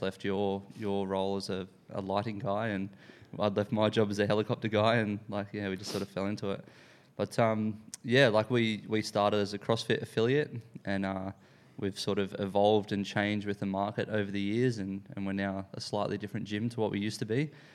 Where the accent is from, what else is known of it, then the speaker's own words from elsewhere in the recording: Sunshine Coast / North Brisbane, Queensland, Australia; now in Sydney, Australia; I grew up in, um, in the Sunshine Coast, or, like, North Brisbane, uh, when I was younger.